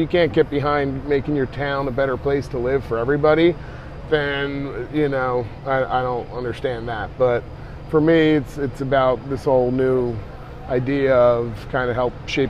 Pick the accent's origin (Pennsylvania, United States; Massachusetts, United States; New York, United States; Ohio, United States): Pennsylvania, United States; Philadelphia; moved away as an adult; also born or lived in Feasterville, Pennsylvania; now in Lansdale, United States; So I grew up in Northeast Philly and in the suburbs just outside of Northeast Philly. My parents are from Fox Chase area. My whole family's pretty much from Fox Chase area originally.